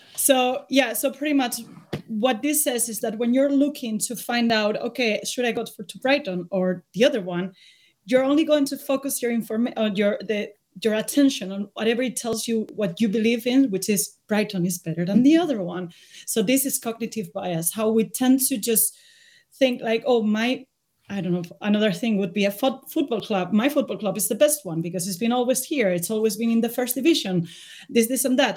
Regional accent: Spain; moved away as an adult; I'm from Spain, uh, but I've been living abroad for the last ten years. I just came back because of the pandemic

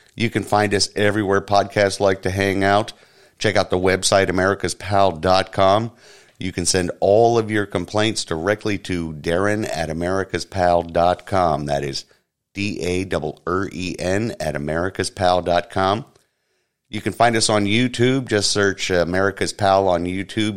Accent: Orlando, Florida, United States; I'm born and raised here in Orlando, Florida

